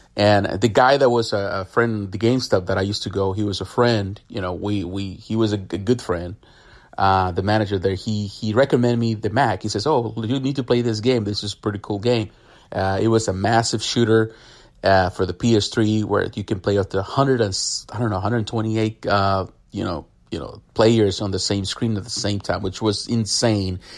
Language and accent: English; Mexico; now in United States; I grew up in Mexico.